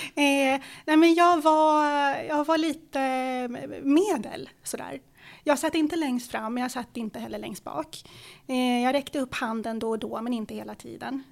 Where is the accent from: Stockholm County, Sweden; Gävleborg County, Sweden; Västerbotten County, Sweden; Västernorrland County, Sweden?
Stockholm County, Sweden; Stockholm; born or raised there; Swedish is a second language